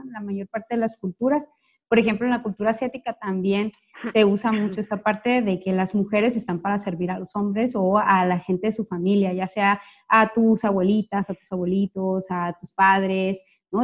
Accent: Sonora, Mexico; moved away as an adult; now in Jalisco, Mexico; soy una sonorense que tiene seis años viviendo acá en Jalisco

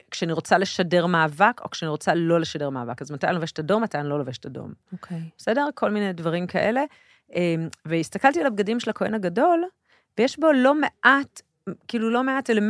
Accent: Tel Aviv, Tel Aviv District, Israel; also born or lived in a moshav (current residence); אני גדלתי בכיכר המדינה

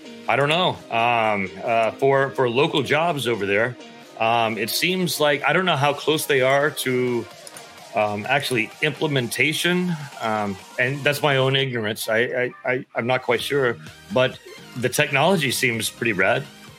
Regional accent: Texas, United States; I know, and I'm from Texas, and I know Australians can be kind of, hard in the head like Texans can, man.

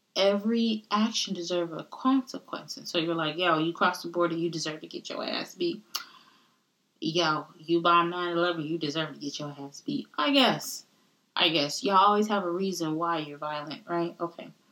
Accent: United States; also born or lived in Caribbean (roots); the very nice and polite version of me is the American version because I was born in America

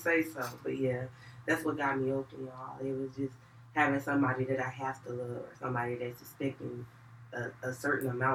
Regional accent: Atlanta, Georgia, United States; I'm from Atlanta, Georgia, y'all. I grew up in the West Side

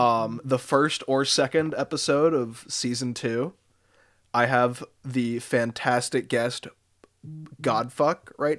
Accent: Massachusetts, United States; So I'm also from Mass. I'm out in Amherst pretty often.

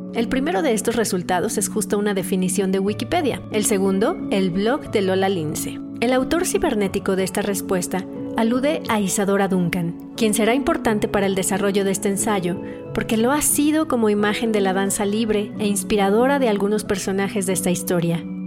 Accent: Guadalajara, Jalisco, Mexico; en esta ciudad donde yo nací y donde he vivido la mayor parte del tiempo

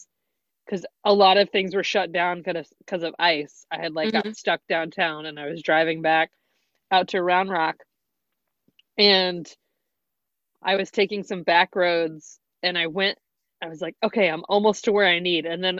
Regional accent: the South, United States; moved away; we grew up in the South, so we didn't have a lot of like snow days, but we would have ice days.

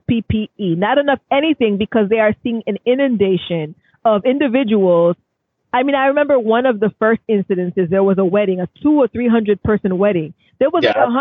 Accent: New York City, New York, United States; as a New Yorker

